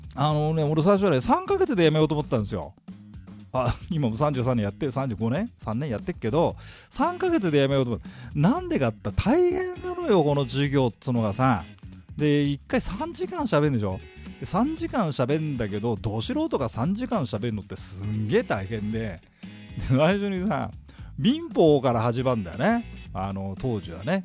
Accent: Tokyo, Japan; 私東京新宿出身でございましてですね

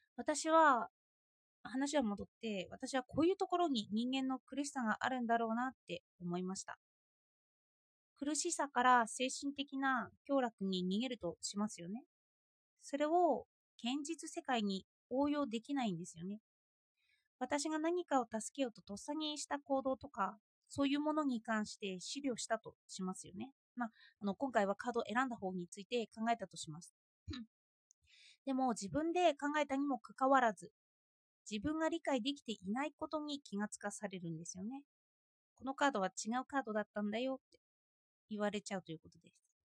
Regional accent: Japan; 私は日本で育っている

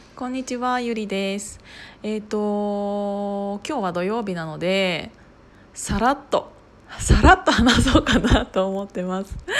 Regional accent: Kiryu, Gunma, Japan; 群馬県の桐生市出 身なんですけど私

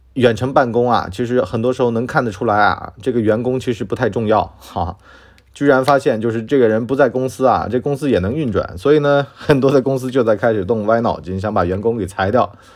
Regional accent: China; 这就是我们中国人相信的这种说法啊

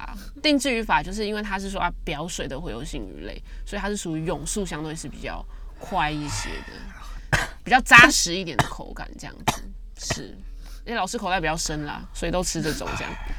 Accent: Hualien County, Taiwan; 在我们花莲人这边讲的土托就是吉春

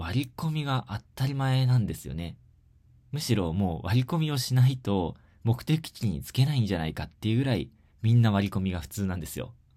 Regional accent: Shizuoka, Japan; 地元の静岡で

